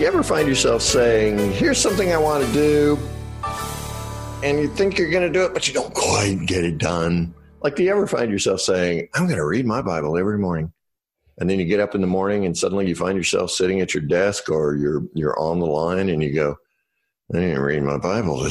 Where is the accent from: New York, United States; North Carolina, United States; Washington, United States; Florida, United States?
North Carolina, United States; I'm from North Carolina